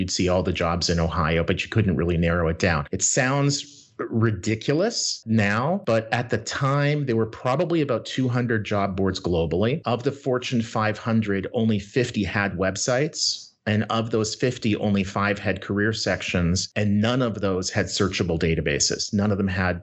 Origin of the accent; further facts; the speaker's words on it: Winnipeg, Manitoba, Canada; now in Minnesota, United States; I grew up in Winnipeg, Canada